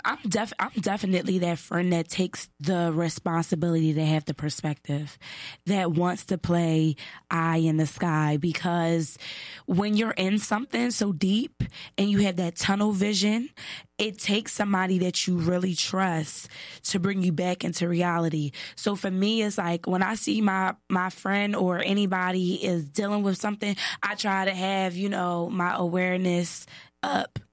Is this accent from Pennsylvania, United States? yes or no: yes; Philadelphia, Pennsylvania, United States; I'm from Philly